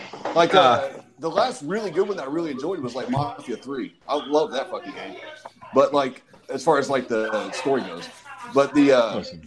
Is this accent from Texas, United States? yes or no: yes; Texas, United States; I'm from Texas.